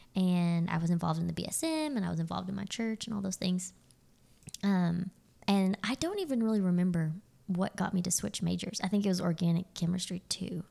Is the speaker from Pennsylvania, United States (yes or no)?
no; Azle, Texas, United States; moved away as an adult; now in Nacogdoches, United States; I grew up in Azle, around the Fort Worth area.